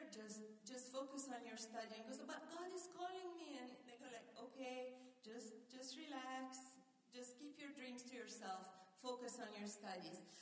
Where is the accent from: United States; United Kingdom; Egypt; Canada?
Egypt; moved away; when we were growing up in Egypt